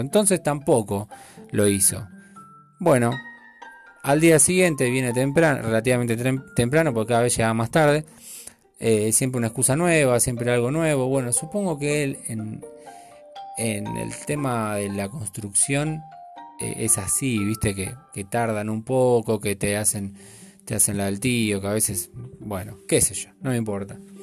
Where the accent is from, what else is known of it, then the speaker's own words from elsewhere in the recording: Buenos Aires, Argentina; yo soy argentino hasta la muerte y, mi sangre y sangre gaucha, eh, porteña